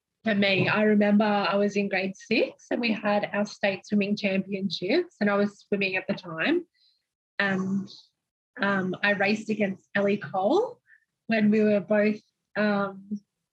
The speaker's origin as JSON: {"language": "English", "town": "Melbourne", "region": "Victoria", "country": "Australia", "tie": "born or raised there", "said": "growing up in Melbourne, I think I had a pretty normal childhood"}